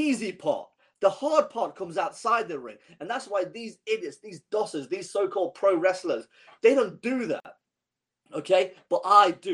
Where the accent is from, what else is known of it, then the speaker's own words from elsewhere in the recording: Iran; I'm from Iran